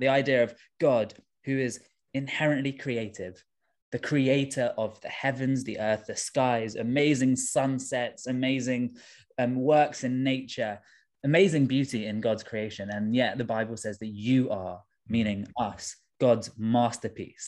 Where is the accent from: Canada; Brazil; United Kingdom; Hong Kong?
United Kingdom; London; I'm from Tooting in southwest London. Um, my dad is from India originally. My mum is from Sri Lanka. And, um, yeah, I was, I was born and raised in London